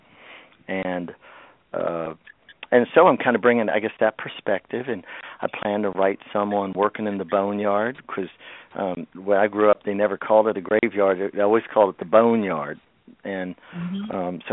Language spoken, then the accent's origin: English; Shenandoah Valley, Virginia, United States; I was born in the Shenandoah Valley in Virginia, which is a place where it's mixed Southern and Appalachian culture. And I grew up on Southern root work